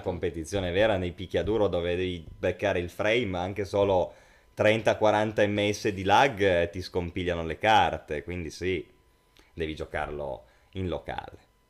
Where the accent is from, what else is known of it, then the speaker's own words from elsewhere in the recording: Langhe, Piedmont, Italy; ambientato nelle Langhe, infatti nei nostri luoghi